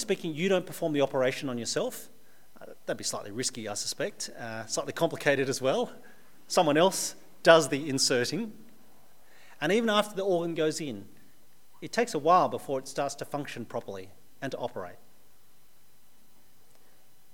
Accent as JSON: {"language": "English", "country": "Australia", "tie": "born or raised there", "said": "But I'm also very Australian. I was born in Australia. I've lived all my life in Australia"}